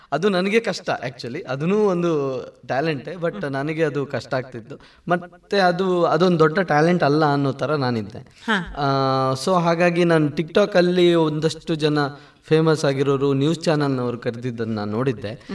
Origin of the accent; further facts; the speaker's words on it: Anantadi, Karnataka, India; ಬಾಲ್ಯದ ದಿನಗಳಲ್ಲಿ ಈಗ ಜಗ್ಗ ಚಿಕ್ಕ ಆಗಿರ್ಬೋದು ಅಥವಾ ನನ್ನ ಅಮ್ಮ ಆಗಿರ್ಬೋದು ಚಿಕ್ಕಪ್ಪ ಎಲ್ಲರೂ ಕೂಡ ಬಣ್ಣ ಹಚ್ಚಿದ್ದಾರೆ ಅಂದ್ರೆ ನಮ್ಮ ಹಳ್ಳಿಯಲ್ಲಿ ಅನಂತಾಡಿಯಲ್ಲಿ